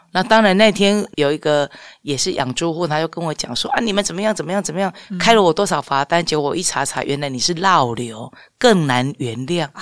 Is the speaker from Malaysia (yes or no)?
no; Changhua County, Taiwan; 应该是我们彰化人是非常的好客，非常热情的